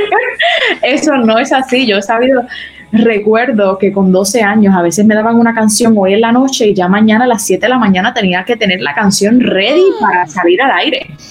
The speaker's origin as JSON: {"language": "Spanish", "town": "Arecibo", "country": "Puerto Rico", "tie": "born or raised there", "said": "Yo me crié en Arecibo toda mi vida"}